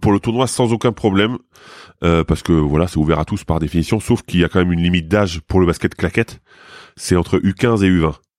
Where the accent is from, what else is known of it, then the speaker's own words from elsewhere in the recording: Lorraine, Grand Est, France; moved away; je viens de Lorraine, hein, mais euh, dans, ma famille, il y a quand même eu des mineurs